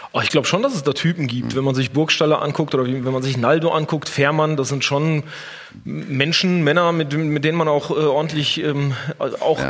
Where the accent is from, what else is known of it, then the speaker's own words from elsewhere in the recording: the Ruhr area, North Rhine-Westphalia, Germany; ich komme aus dem Pott